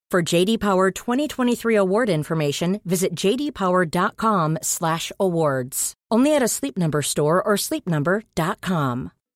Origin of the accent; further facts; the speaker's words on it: England, United Kingdom; as an English person myself